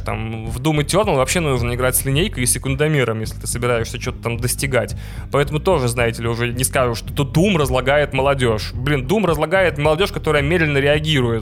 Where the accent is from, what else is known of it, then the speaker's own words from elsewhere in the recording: Russia; also born or lived in Vilnius, Lithuania; мы, игроки из России